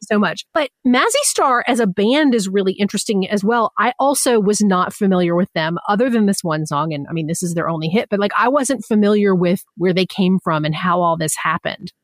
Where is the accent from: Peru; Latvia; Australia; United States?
United States; Southeast; I'm from the Southeast.